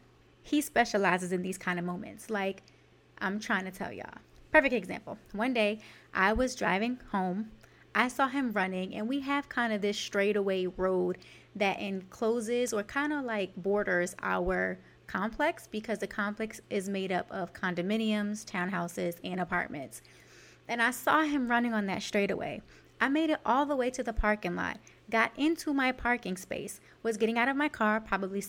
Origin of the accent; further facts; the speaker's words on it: New York City, New York, United States; I am from Canarsie, New York, and our favorite pastime in the summer, or really anytime we were outside, was to people watch